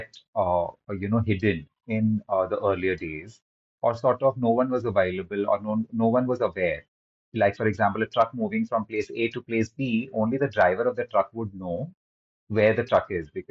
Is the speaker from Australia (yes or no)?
no; Mumbai, Maharashtra, India; also born or lived in Kolkata / United Kingdom; I was born in Calcutta in a simple traditional Marwadi family. And we quickly moved as a family to Mumbai, and I spent the rest of my life here